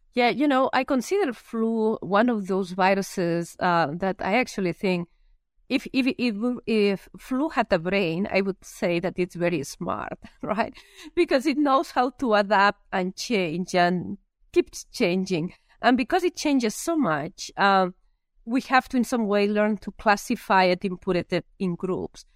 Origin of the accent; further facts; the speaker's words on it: Lleida, Catalonia, Spain; English is a second language; moved away as an adult; also born or lived in Minnesota, United States; now in United States; I am from a very small area in Spain, or a small town in Spain, in an area which I actually, I call it the Iowa of Spain, uh, when it comes down to pigs, right? It's Lleida